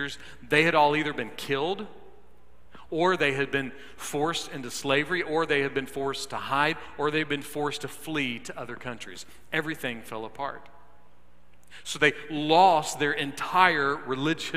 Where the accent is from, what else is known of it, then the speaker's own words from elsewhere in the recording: United States; I love being American. I am proud of our country, warts and all.